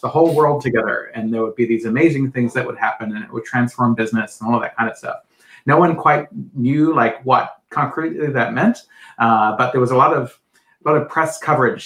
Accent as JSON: {"language": "English", "country": "New Zealand", "tie": "born or raised there", "moved": "yes", "said": "I grew up in New Zealand"}